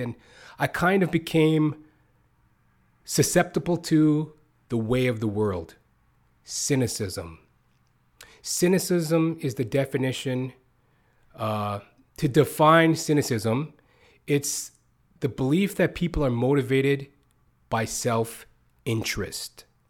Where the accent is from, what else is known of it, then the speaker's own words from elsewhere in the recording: Canada; also born or lived in United States; I've pretty much came up as poor as you can in North America via Canada, U S, as I am a Canadian